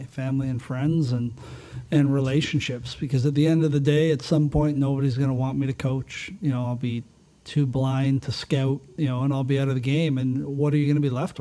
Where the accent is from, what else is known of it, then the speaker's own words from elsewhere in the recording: Hamilton, Ontario, Canada; we're in my hometown, the Hammer, and in Hamilton